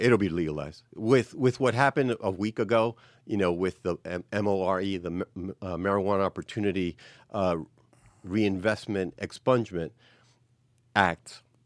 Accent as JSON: {"language": "English", "town": "New York City", "region": "New York", "country": "United States", "tie": "born or raised there", "said": "born and raised, you know, New York City. I was raised in the Bronx"}